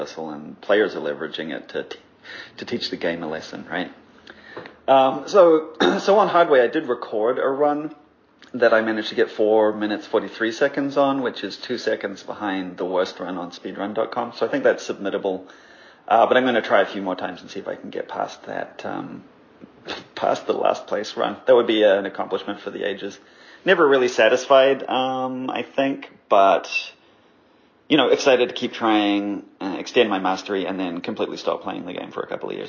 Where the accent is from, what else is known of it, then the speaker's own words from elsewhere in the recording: New Zealand; since I'm technically from both places and normally identify more as a New Zealander.